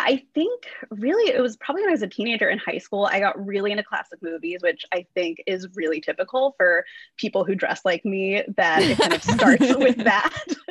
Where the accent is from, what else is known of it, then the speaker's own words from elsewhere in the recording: Orange County, California, United States; also born or lived in Western Illinois University, Illinois; I grew up in Orange County. That's where I am now.